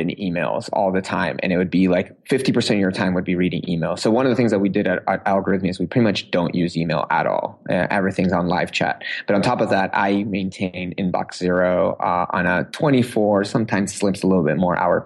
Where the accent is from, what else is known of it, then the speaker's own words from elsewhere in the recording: Uruguay; now in Seattle, United States; I grew up in South America